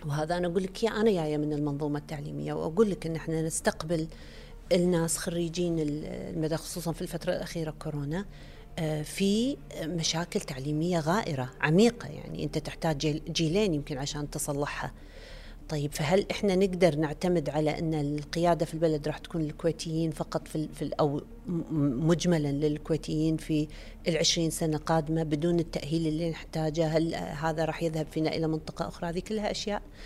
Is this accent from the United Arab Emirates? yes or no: no; Kuwait